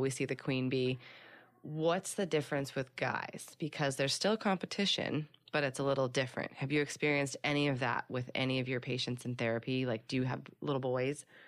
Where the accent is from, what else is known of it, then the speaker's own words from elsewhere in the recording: Philadelphia, Pennsylvania, United States; now in Los Angeles, United States; I was born and raised in Philly